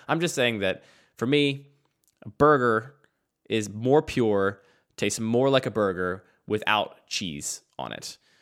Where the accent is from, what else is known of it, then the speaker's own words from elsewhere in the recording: outside of Philadelphia, Pennsylvania, United States; I grew up outside of Philadelphia